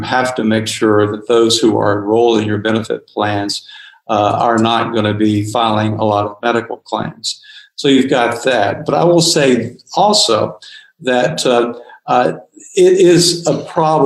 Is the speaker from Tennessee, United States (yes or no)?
yes; Tennessee, United States; moved away; where I grew up in Tennessee